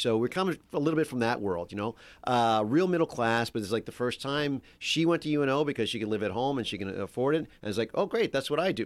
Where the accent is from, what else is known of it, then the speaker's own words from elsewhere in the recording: Metairie, Louisiana, United States; moved away as an adult; now in Los Angeles, United States; I grew up in Metairie, which is like the big suburb there